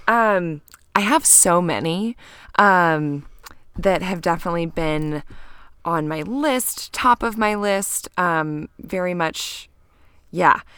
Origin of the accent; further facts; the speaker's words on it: Kansas, United States; now in Bend, United States; growing up in Kansas